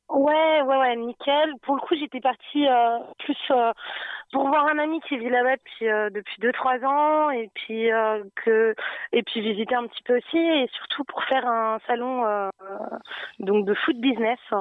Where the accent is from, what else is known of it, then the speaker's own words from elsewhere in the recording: Nantes, Pays de la Loire, France; also born or lived in Dubai; je suis de Nantes